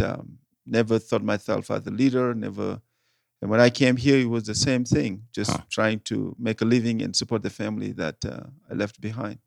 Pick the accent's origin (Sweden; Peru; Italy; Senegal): Senegal; English is a second language; moved away as an adult; now in Denver, United States; I am originally from Senegal, West Africa, French speaking country.